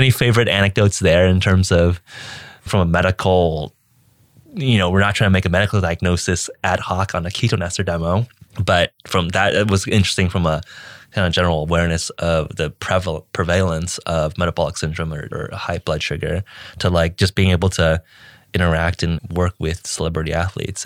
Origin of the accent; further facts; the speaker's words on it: California, United States; I'm American and born, raised, grew up in California